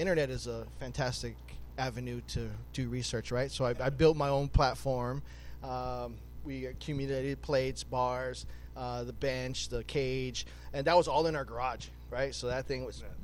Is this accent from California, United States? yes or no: no; Hawaii, United States; moved away; we grew up in Hawaii